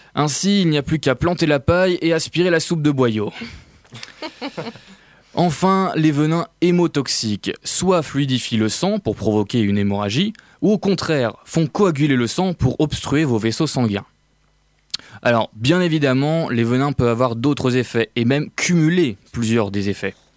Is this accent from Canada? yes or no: no; France; On est français